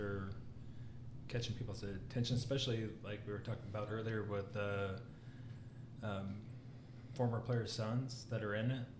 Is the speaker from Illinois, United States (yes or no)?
yes; Illinois, United States; We're from Illinois